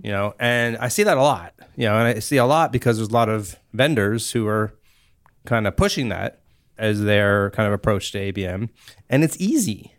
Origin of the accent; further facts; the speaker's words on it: Cupertino, California, United States; also born or lived in Africa / Virginia; I actually grew up here in the Bay Area